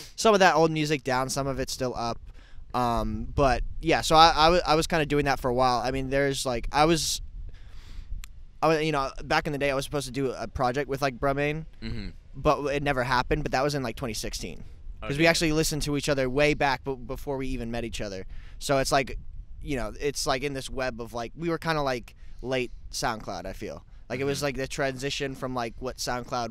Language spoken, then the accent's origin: English; New Jersey, United States; I'm from New Jersey originally.